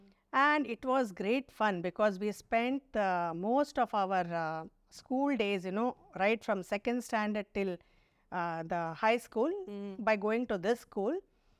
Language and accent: English; Suratkal, Karnataka, India; I was, you know, born and brought up in Suratkal, which is 18 kilometers away from Mangalore